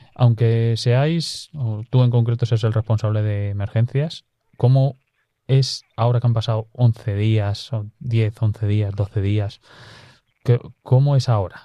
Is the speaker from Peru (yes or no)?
no; Pobladura de Aliste, Sierra de la Culebra area, Castile and León, Spain; moved away; estar en mi pueblo